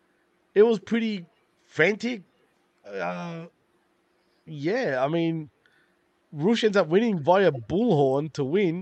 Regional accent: Australia; I'm from Australia

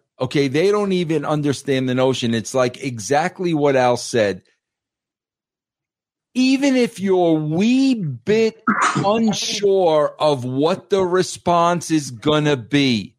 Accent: Champaign, Illinois, United States; I came from Champaign, Illinois.

